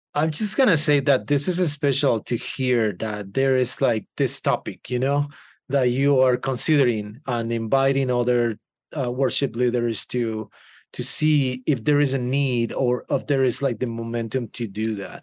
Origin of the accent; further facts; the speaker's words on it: Guatemala; first language Spanish; English is a second language; now in United States; I'm from Guatemala